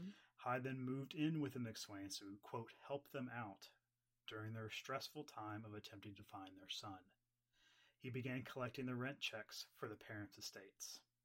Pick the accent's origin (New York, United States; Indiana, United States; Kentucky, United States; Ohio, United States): Kentucky, United States; from Kentucky. We can't pronounce anything right.